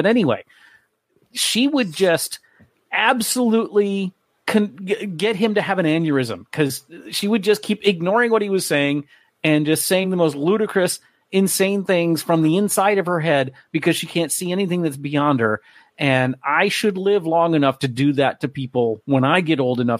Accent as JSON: {"language": "English", "region": "South Florida", "country": "United States", "tie": "born or raised there", "said": "growing up in South Florida"}